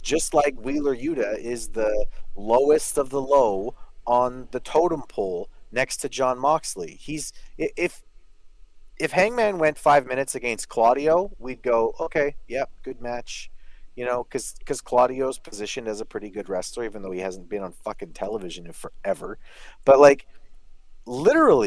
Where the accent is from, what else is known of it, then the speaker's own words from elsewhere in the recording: Canada; I'm Canadian